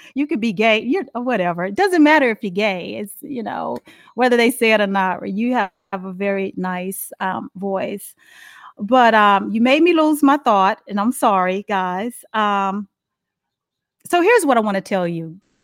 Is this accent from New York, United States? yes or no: no; Dallas, Texas, United States; moved away as an adult; now in Charlotte, United States; I'm from Dallas, Fort Worth